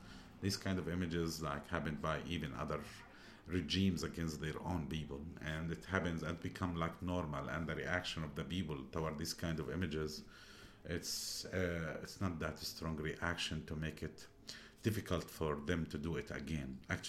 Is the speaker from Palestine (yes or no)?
yes; Palestine; moved away; But me, I'm a Palestinian.